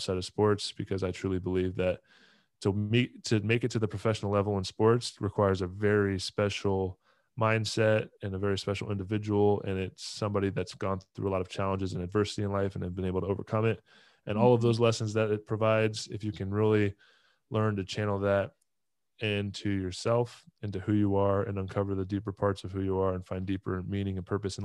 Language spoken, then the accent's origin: English; Southern California, United States; moved away; also born or lived in Tampa; I grew up in Southern California